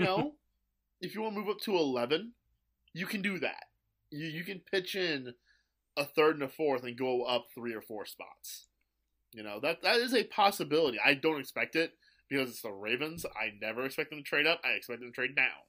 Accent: St. Louis, Missouri, United States; I grew up in Saint Louis.

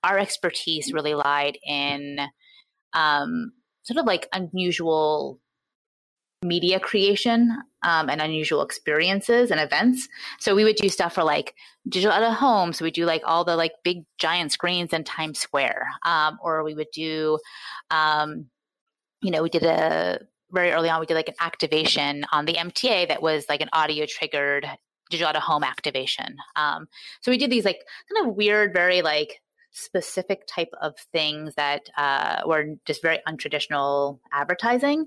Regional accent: New York, United States; moved away as an adult; now in Portland, United States; I am a New Yorker born and bred.

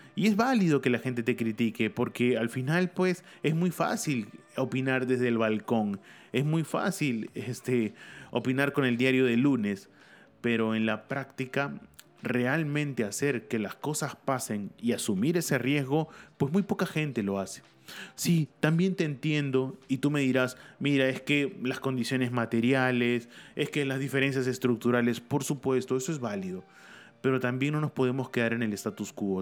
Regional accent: Lima, Peru; Lima, mi ciudad natal

